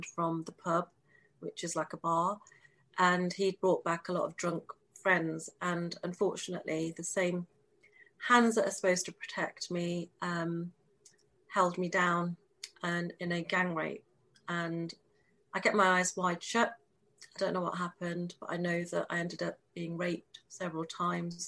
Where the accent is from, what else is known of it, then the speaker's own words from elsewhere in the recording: England, United Kingdom; I was born, I'm born and bred in the United Kingdom in England, so I'm very English